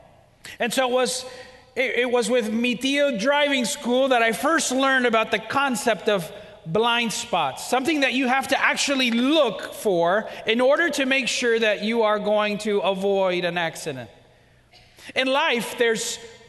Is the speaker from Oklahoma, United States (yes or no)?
no; Miami, Florida, United States; I was born and raised in Miami, Florida. I'm an American of Cuban descent